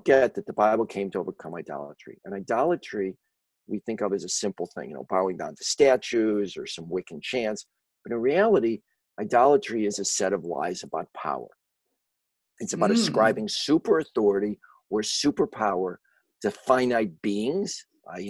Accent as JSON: {"language": "English", "town": "Chicago", "region": "Illinois", "country": "United States", "tie": "born or raised there", "said": "I grew up in Chicago, as you may be able to tell from my accent, which I've never been able to shake"}